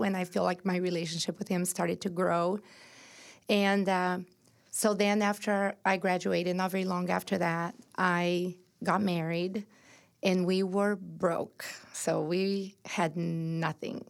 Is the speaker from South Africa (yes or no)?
no; Brazil; moved away as an adult; now in United States; I was born and raised in Brazil